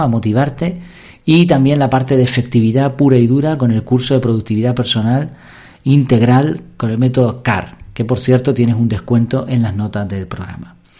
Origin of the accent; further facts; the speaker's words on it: Madrid, Community of Madrid, Spain; moved away; also born or lived in Gran Canaria; yo nací en Madrid